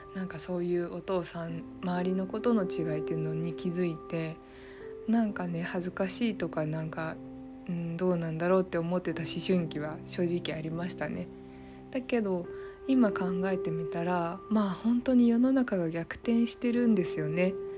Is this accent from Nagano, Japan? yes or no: no; Saitama, Japan; also born or lived in Fukushima; 埼玉だったんですけど